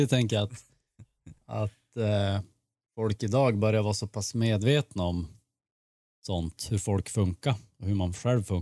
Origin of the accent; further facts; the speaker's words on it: Sweden; Ja, men jag är svensk.